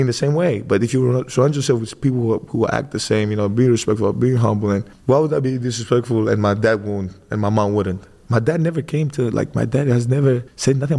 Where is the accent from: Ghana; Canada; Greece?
Greece; moved away as an adult; now in United States; born and raised in Greece